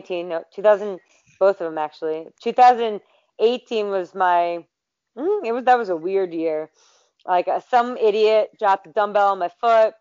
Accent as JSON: {"language": "English", "town": "Philadelphia", "region": "Pennsylvania", "country": "United States", "said": "I'm from Philadelphia area, so PA, you know, Rocky all the way"}